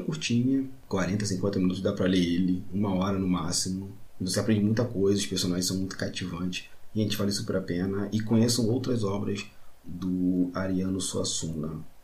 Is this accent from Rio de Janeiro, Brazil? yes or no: yes; Magé, Rio de Janeiro, Brazil; eu sou de Magé